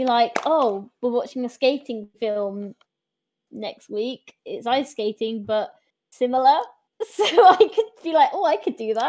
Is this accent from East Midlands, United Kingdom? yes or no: yes; Lincoln, East Midlands, United Kingdom; now in Swansea, United Kingdom; I'm from in Lincoln.